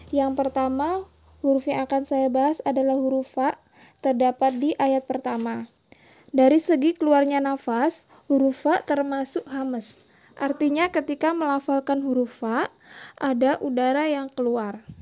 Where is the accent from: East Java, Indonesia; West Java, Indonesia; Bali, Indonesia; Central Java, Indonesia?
Bali, Indonesia; now in Denpasar, Indonesia; umur saya 28 tahun. Saya dari Bali, kebetulan domisili di Denpasar